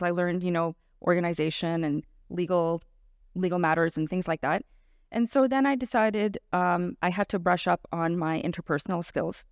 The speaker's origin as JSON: {"language": "English", "town": "Toronto", "region": "Ontario", "country": "Canada", "tie": "born or raised there", "said": "I was born and raised in Etobicoke"}